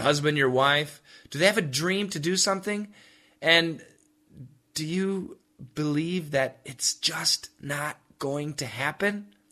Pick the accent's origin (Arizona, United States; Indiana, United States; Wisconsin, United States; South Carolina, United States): Wisconsin, United States; I grew up in Wisconsin